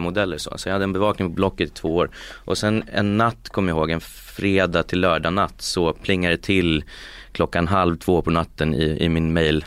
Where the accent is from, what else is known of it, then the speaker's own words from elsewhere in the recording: Uppsala, Uppsala County, Sweden; moved away as an adult; also born or lived in Geneva / California; jag är från Uppsala från början